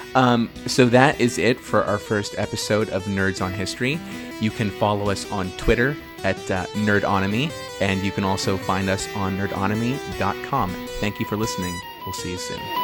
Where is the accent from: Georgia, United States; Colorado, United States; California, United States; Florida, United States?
California, United States; Northern; we are from Northern California